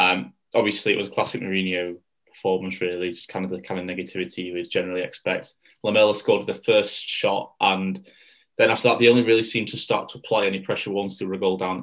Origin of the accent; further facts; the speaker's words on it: Bolton, North West England, United Kingdom; my hometown, Bolton Wanderers